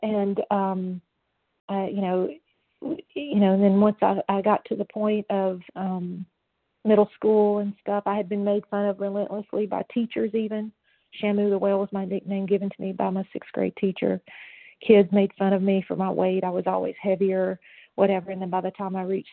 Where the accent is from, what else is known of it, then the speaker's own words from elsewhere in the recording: Knoxville, Tennessee, United States; I was born in Knoxville, Tennessee.